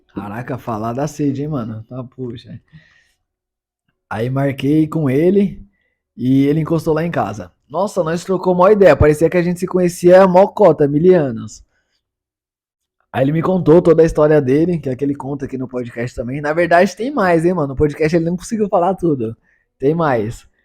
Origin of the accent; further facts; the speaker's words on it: São Paulo, Brazil; E eu sou paulista, paulistano, da quebrada, de quebradinha, venho do pouco.